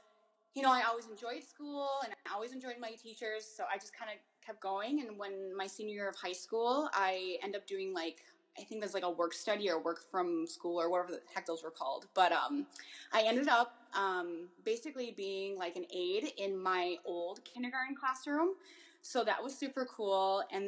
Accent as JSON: {"language": "English", "town": "La Crosse", "region": "Wisconsin", "country": "United States", "tie": "born or raised there", "said": "I grew up in La Crosse."}